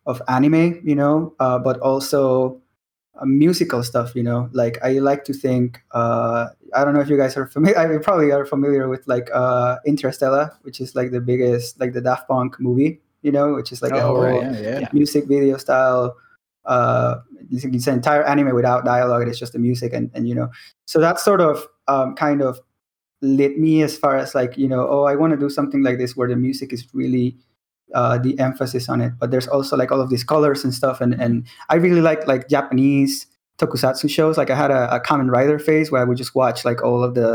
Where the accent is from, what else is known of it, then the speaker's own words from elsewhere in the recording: Venezuela; now in Mexico; I am in Mexico. I am Mexican, but I was born in Venezuela. So I grew up in, when I was young, I was in Venezuela.